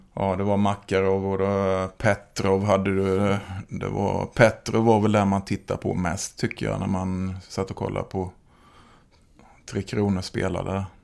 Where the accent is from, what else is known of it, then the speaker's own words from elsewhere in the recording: Oskarshamn, Kalmar County, Sweden; jag är från Oskarshamn.